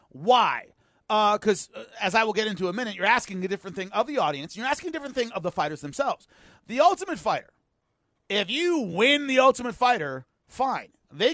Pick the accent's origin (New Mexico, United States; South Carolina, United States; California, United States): California, United States; Southern; I am from Southern California.